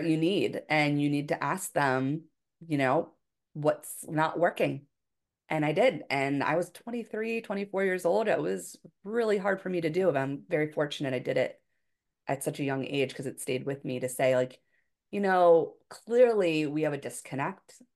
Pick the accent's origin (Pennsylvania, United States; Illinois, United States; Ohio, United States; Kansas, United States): Pennsylvania, United States; Philadelphia; moved away as an adult; also born or lived in Hawaii; I was from Philadelphia area, you know, in the Northeast of the United States, very different than Hawaii